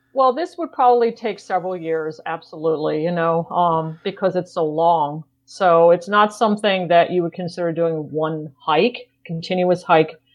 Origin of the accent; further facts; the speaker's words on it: New York, United States; moved away; I grew up in New York.